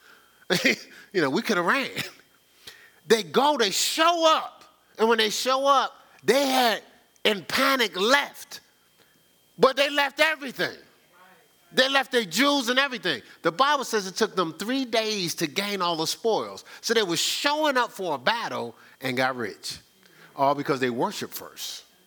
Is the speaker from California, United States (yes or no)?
no; Newark, New Jersey, United States; growing up in Newark, I didn't go to church